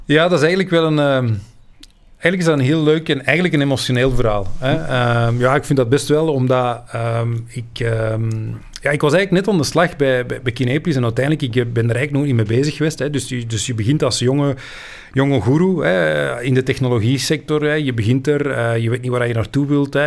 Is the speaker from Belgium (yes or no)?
yes; Belgium; wij als Belg